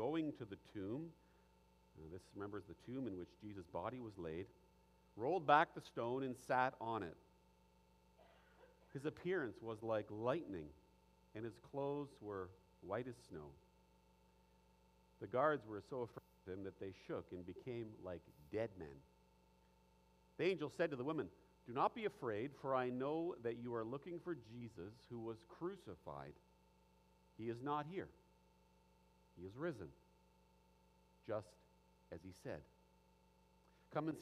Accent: Ottawa, Ontario, Canada; I grew up in Ottawa

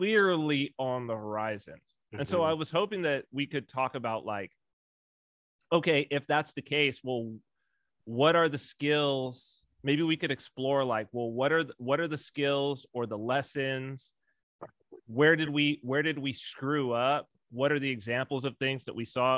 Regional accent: California, United States; as a Californian

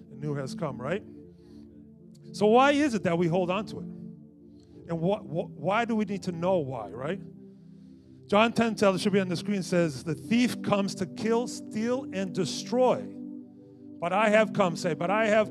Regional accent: Newark, New Jersey, United States; I grew up in Newark, so growing up in Newark, you think everybody's going to jump you or rob you, right?

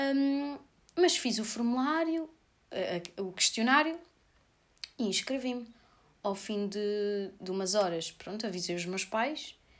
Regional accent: Sorraia, Santarém District, Portugal; Rádio Voz de Sorraia aqui da minha terra

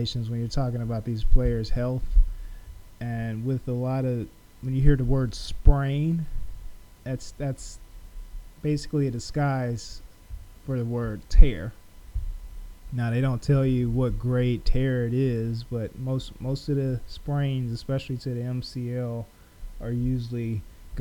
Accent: Columbus, Georgia, United States; close to my hometown in Columbus, Georgia

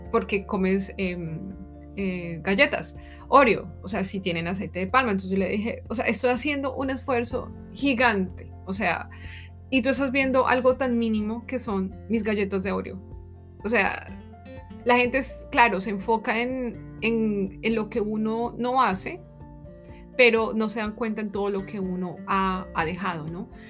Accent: Colombia; moved away as an adult; now in Germany; me estarán escuchando desde Colombia

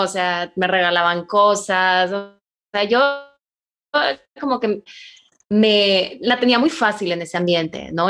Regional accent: Monterrey, Nuevo León, Mexico; soy de Monterrey

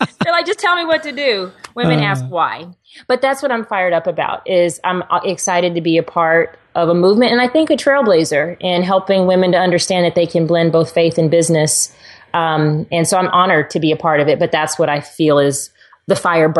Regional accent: Texas, United States; And yes, I'm a girl who drives a truck because I'm from Texas.

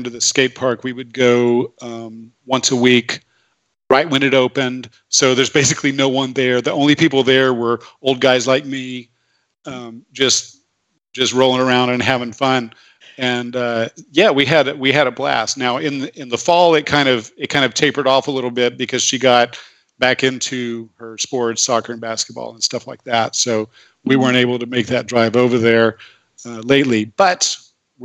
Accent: Dallas, Texas, United States; when I was a kid growing up in Dallas

